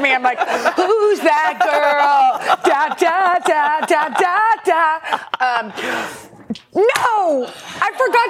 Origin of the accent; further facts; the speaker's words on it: Texas, United States; moved away as an adult; now in New York, United States; I'm from Texas.